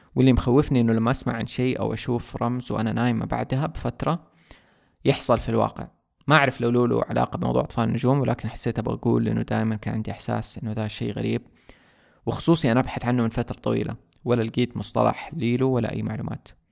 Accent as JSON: {"language": "Arabic", "country": "Saudi Arabia", "said": "عندنا في السعودية"}